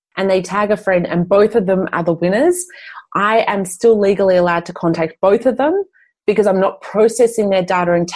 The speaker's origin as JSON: {"language": "English", "country": "Australia", "tie": "born or raised there", "moved": "as an adult", "lives_now": "Europe", "said": "I grew up in Australia."}